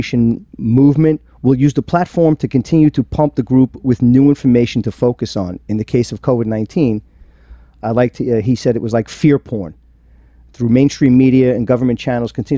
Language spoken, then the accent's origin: English; New York, United States; I'm from New York